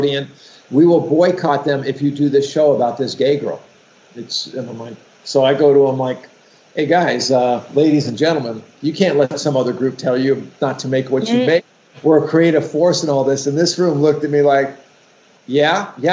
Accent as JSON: {"language": "English", "town": "West Hollywood", "region": "California", "country": "United States", "tie": "born or raised there", "said": "I grew up in West Hollywood, which is the first gay community that I was aware of in Los Angeles, right?"}